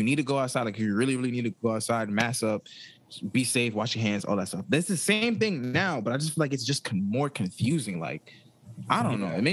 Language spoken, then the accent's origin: English; New York City, New York, United States; As a New Yorker